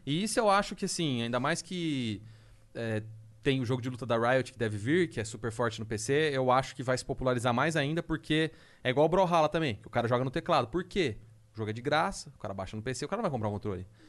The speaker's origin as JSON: {"language": "Portuguese", "town": "Londrina", "region": "Paraná", "country": "Brazil", "said": "eu sou de Londrina, viajei de lá para Curitiba"}